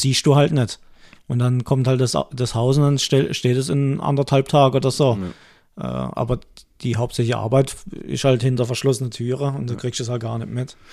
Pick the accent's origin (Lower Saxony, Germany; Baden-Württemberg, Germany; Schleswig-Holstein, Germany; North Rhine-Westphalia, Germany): Baden-Württemberg, Germany; bei uns in Baden-Württemberg